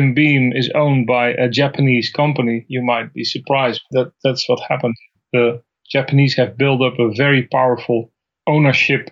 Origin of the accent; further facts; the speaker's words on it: Netherlands; moved away; I'm from the Netherlands originally.